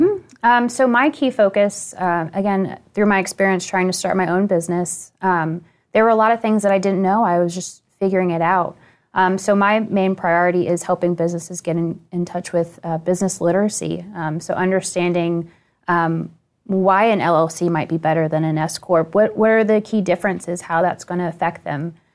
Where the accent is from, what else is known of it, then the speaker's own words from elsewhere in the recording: Northern Virginia, United States; I grew up in Northern Virginia